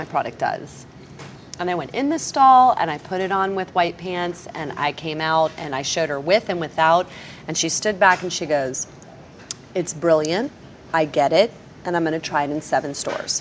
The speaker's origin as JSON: {"language": "English", "town": "Clearwater", "region": "Florida", "country": "United States", "tie": "born or raised there", "said": "I grew up on Clearwater Beach."}